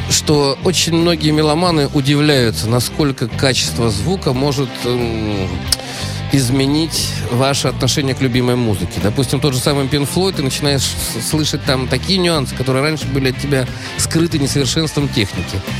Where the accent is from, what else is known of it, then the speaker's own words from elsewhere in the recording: Germany; я вырос в Германии